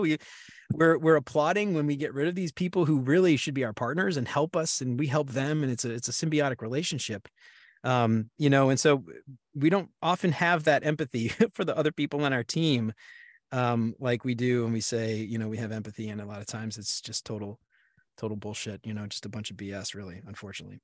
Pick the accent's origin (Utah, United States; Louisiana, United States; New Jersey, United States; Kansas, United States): Louisiana, United States; New Orleans; also born or lived in Baton Rouge, Louisiana; I'm from New Orleans originally